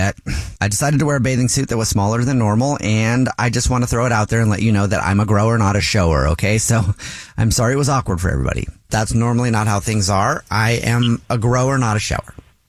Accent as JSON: {"language": "English", "town": "Los Angeles", "region": "California", "country": "United States", "tie": "born or raised there", "said": "I grew up in LA. I grew up in the South LA area."}